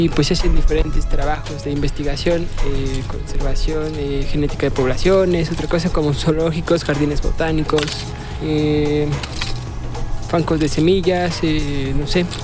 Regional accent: Torreón, Coahuila, Mexico; de donde vengo, que es de Torreón, de Gómez, no, no se ve eso

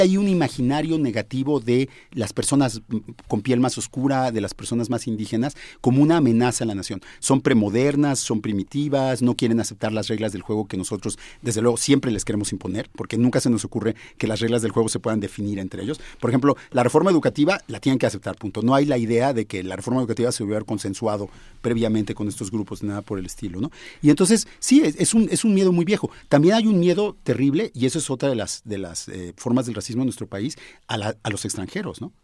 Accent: Mexico; somos mexicanos

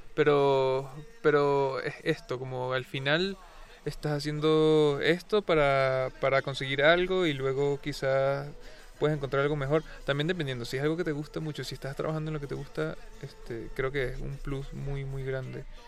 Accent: Venezuela; now in Mexico City, Mexico; yo no estoy en mi país

